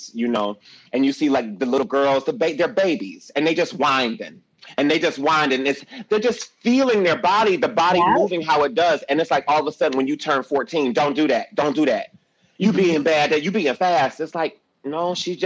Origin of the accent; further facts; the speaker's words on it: Detroit, Michigan, United States; Growing up in Detroit